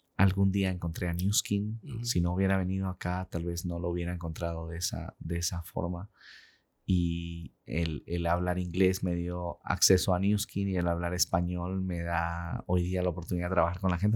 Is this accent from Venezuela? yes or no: no; Peru; moved away as an adult; now in Utah, United States; Y pues nací, crecí en el Perú. A los 21 años salí de Perú para venir a Estados Unidos.